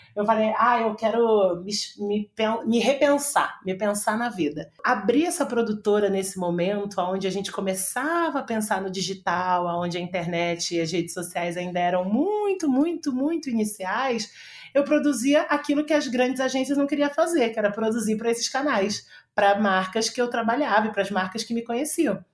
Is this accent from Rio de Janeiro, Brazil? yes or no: yes; Rio de Janeiro, Brazil; eu sou uma, é, uma menina do Rio, sou carioca, e estudei durante muito tempo no Rio